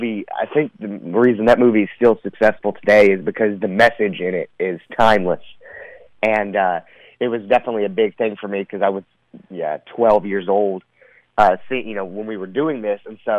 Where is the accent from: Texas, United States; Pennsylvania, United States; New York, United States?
Texas, United States; I was born and raised in Texas